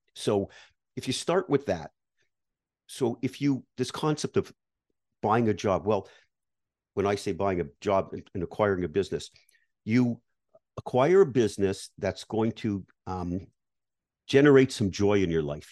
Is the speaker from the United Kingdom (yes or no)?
no; Canada; moved away; I grew up in Canada, like you, I was based in Canada